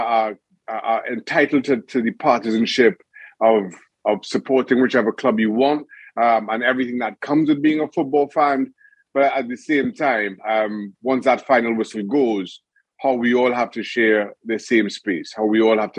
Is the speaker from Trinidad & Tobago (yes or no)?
yes; Trinidad & Tobago; moved away; also born or lived in United States / Newcastle; growing up in Trinidad and Tobago